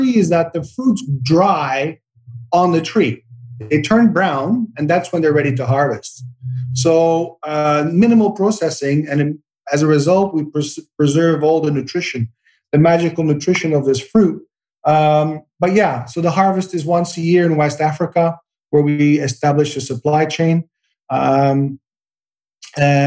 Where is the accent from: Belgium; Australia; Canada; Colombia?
Belgium; now in Santa Barbara, United States; I grew up in Belgium